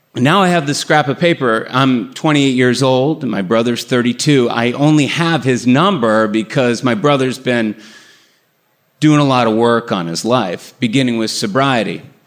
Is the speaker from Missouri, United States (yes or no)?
no; Burlington, Massachusetts, United States; the house I grew up in in Burlington, Massachusetts